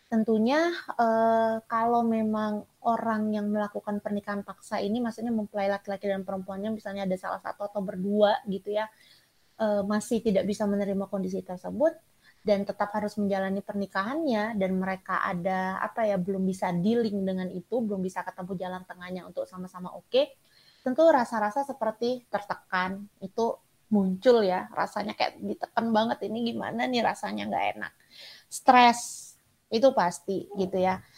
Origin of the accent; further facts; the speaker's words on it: Sumatra, Indonesia; saya dari Sumatera